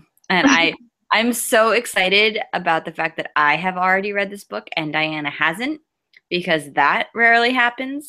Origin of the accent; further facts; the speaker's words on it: New Jersey, United States; I am from New Jersey